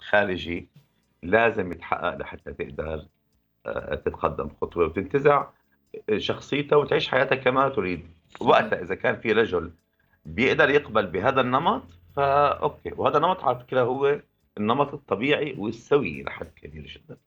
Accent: Syria; نحن بالشتات موجودين كسوريين

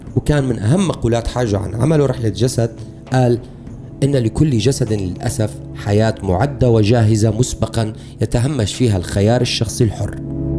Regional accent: Syria

